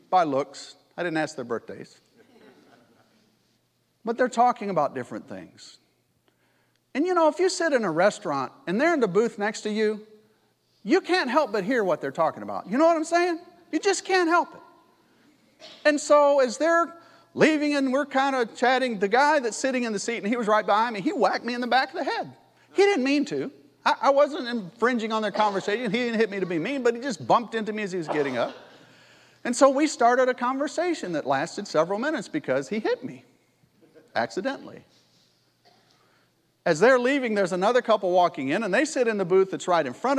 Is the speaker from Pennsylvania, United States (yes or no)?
no; California, United States; also born or lived in Menifee, California; I'm from California